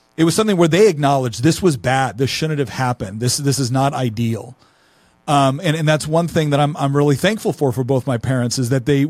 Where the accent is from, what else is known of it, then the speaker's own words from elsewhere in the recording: Chico, California, United States; also born or lived in Los Angeles; I grew up in Northern California in Chico.